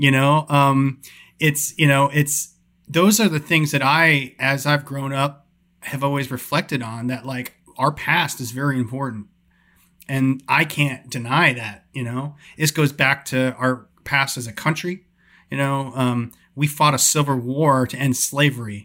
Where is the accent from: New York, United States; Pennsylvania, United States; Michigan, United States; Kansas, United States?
New York, United States; moved away; I grew up in New York